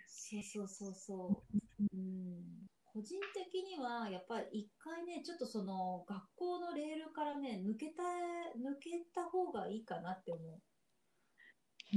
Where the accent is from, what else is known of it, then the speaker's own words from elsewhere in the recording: Yamaguchi, Japan; moved away as an adult; also born or lived in Nishinomiya, Hyogo; 私山口県出身なんだけど